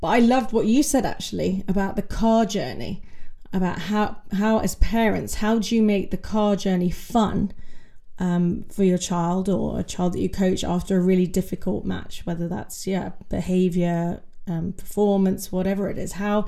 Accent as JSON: {"language": "English", "region": "West Midlands", "country": "United Kingdom", "said": "I'm from Warwickshire, we had a really strong tennis county back in the day."}